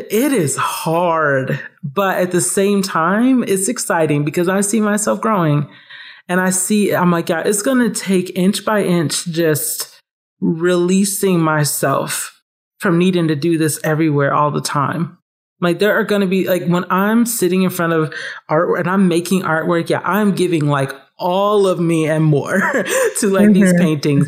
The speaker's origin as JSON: {"language": "English", "town": "Atlanta", "region": "Georgia", "country": "United States", "tie": "born or raised there", "said": "growing up in Atlanta"}